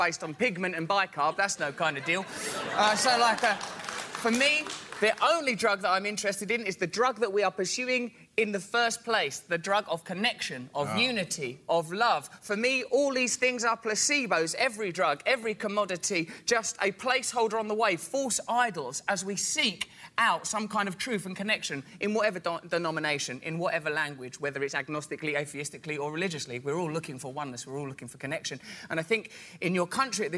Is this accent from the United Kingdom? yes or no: yes; England, United Kingdom; I'm from England